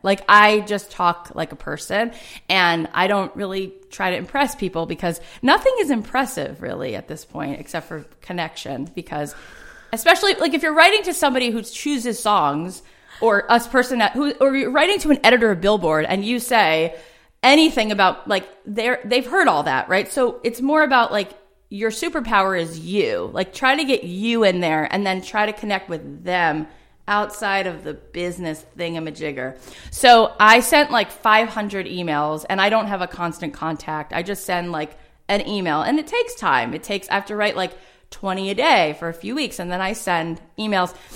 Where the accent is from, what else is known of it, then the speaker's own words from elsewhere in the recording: South Florida, United States; now in Los Angeles, United States; I grew up in South Florida, um, in a suburb